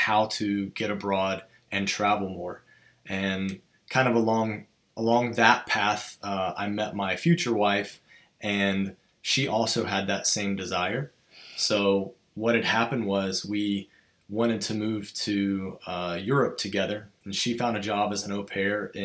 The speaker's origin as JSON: {"language": "English", "country": "United States", "tie": "born or raised there", "also_born_or_lived": "Florida", "moved": "as an adult"}